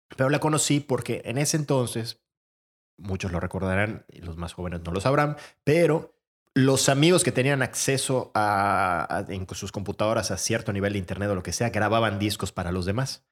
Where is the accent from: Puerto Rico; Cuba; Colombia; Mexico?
Mexico; Mérida, Yucatán; also born or lived in Madrid, Spain; nos fuimos varias personas de Mérida